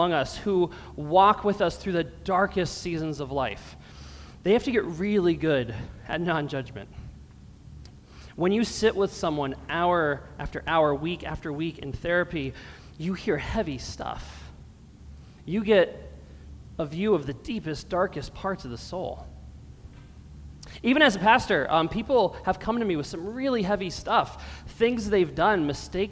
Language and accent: English; Allentown, Pennsylvania, United States; now in Brockport, United States; I grew up in a pretty urban area. I'm from Allentown, Pennsylvania, a small city, a little bit smaller than Rochester. But I grew up in the rough part of town